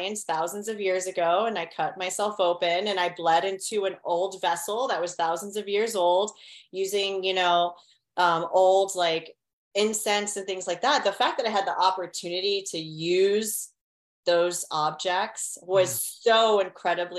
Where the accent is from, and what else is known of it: Miami, Florida, United States; born or raised there